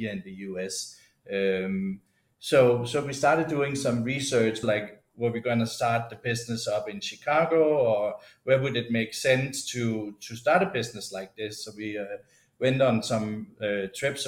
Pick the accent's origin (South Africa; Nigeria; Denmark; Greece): Denmark; moved away as an adult; also born or lived in Peru; now in United States; In my hometown of Alesia